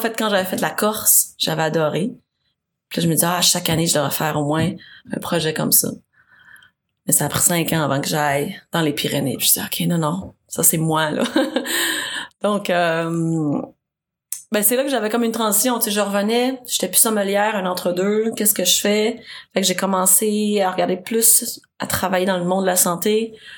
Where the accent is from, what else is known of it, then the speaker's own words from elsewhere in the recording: Saint-Jérôme, Quebec, Canada; now in Montreal, Canada; j'ai grandi à Saint-Jérôme. je suis une fille du de la rive nord